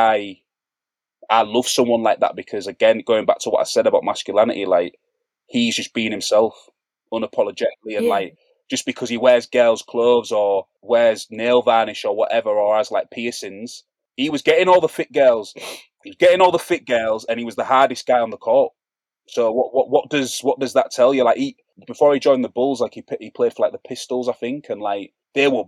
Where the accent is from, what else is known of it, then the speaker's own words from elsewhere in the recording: Hull, Yorkshire and the Humber, United Kingdom; I'm not from Brixton, I'm not from Hackney or Peckham, I'm from North Hull Estate in Hull.